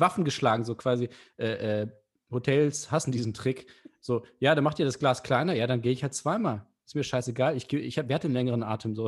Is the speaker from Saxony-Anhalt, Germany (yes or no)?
no; Hanover, Lower Saxony, Germany; Ich komme aus Hannover